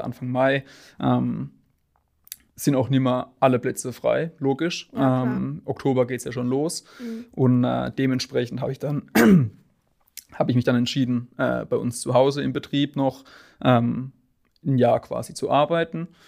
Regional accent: Sinsheim, Baden-Württemberg, Germany; ich bin 21 Jahre alt und komme aus Sinsheim gebürtig

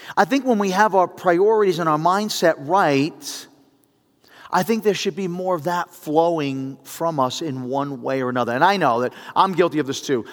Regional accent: New York City, New York, United States; growing up in the Bronx

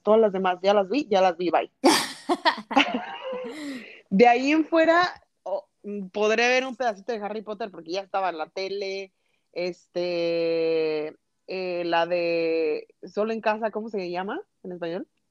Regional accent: a small town near Morelia, Michoacán, Mexico; uno de mis tíos trabajaban en un cine que existía en mi pueblo

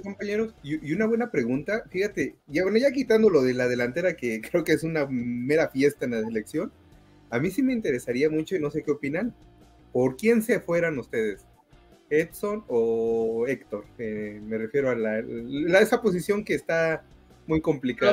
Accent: Mexico; como mexicano

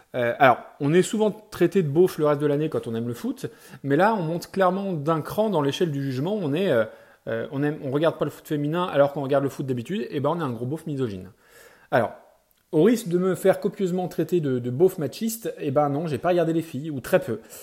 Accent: France; chez nous en France

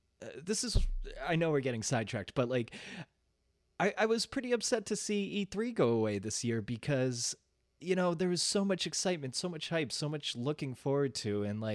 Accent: Boston, Massachusetts, United States; Yeah, I grew up in Boston.

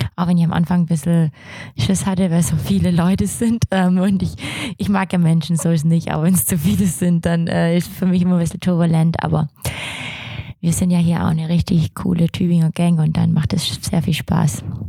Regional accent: Swabia, Germany; ich bin Schwabe

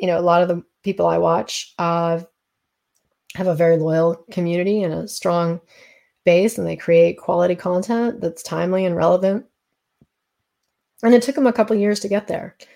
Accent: East Coast, United States; moved away; also born or lived in Colorado / California; I grew up on the East Coast, and now I'm back kind of sort of living on the East Coast

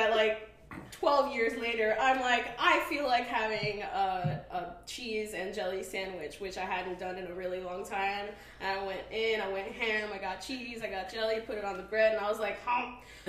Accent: Brooklyn, New York, United States; Brooklyn in the house.

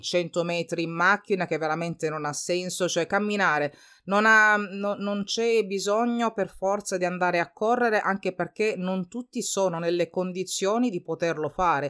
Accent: Calabria, Italy; moved away; io parlo della, della, Calabria, di come si usa dalle mie parti

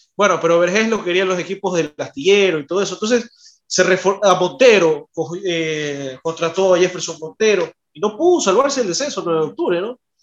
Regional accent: Guayaquil, Guayas, Ecuador; nosotros que somos de Guayaquil

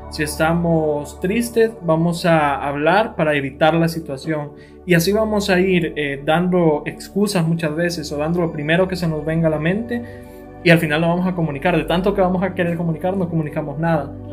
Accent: El Salvador; nosotros como cultura salvadoreña

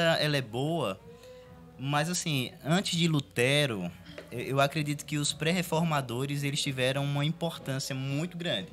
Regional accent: Brazil; eu cresci no, no Vale da Bênção

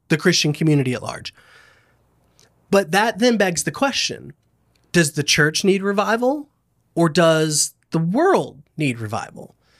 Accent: Lakeland, Florida, United States; I grew up in Lakeland, Florida

